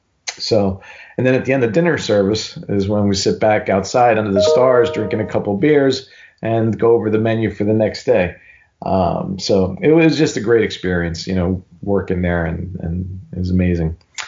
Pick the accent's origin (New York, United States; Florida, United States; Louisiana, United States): New York, United States; New York City; I was a cook from New York City and I was here